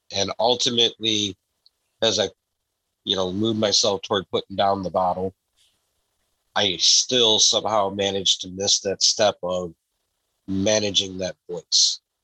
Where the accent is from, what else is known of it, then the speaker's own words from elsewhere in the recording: Downriver, Metro Detroit, Michigan, United States; I was born in Michigan. I've always lived in uh, what we call the Downriver community of Michigan, which is just outside of Detroit, so the Metro Detroit area